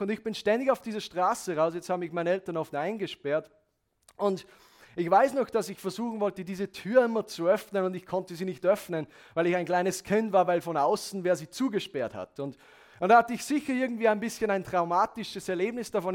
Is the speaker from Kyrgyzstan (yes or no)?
no; Handenberg, Upper Austria, Austria; Ich komme aus Handenberg